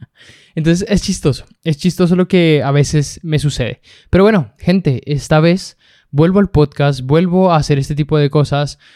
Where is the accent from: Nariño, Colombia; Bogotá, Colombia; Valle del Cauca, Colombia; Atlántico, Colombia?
Bogotá, Colombia; now in Santiago, Chile; nací en Colombia, nací en Bogotá, Colombia.